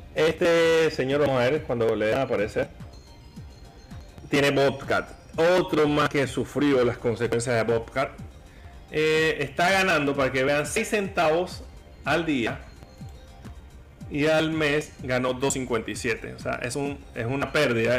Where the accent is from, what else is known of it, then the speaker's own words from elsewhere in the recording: Panama; aquí está la belleza de mi país